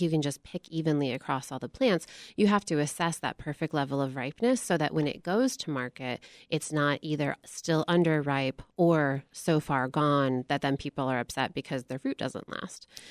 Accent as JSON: {"language": "English", "region": "Michigan", "country": "United States", "tie": "born or raised there", "said": "I grew up in Michigan, and Michigan is the second most agriculturally diverse state in the nation"}